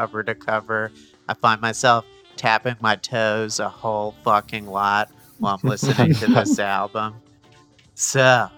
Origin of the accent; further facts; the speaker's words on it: New Jersey, United States; I'm also from New Jersey